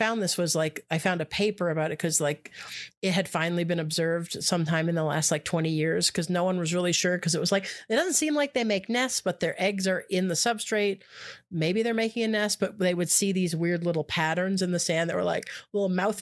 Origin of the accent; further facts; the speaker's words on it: Canada; I'm Canadian